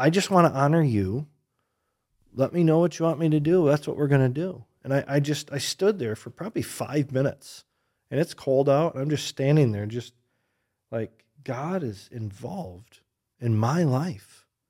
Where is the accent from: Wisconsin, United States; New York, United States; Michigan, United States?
Michigan, United States; moved away as an adult; also born or lived in Oregon; now in Grand Rapids, United States; I grew up in Michigan